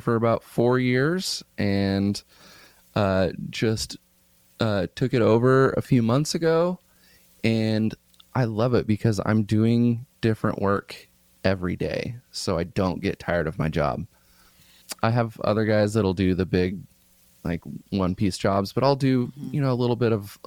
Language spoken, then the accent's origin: English; Midwest, United States; now in Oakland, United States; I grew up around farms in the Midwest